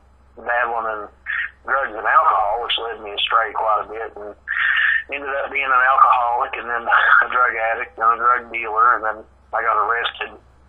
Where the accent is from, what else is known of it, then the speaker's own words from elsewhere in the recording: Jackson, Kentucky, United States; also born or lived in Hazard, Kentucky / Morehead, Kentucky; I was born in Hazard, Kentucky, and then my family moved to Jackson when I was about 6 months old. Yeah, I've pretty much lived in Kentucky, Eastern Kentucky, my whole life.